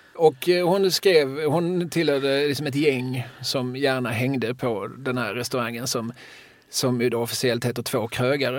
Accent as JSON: {"language": "Swedish", "town": "Eslöv", "region": "Skåne", "country": "Sweden", "tie": "born or raised there", "said": "när jag var ung och bodde i Eslöv"}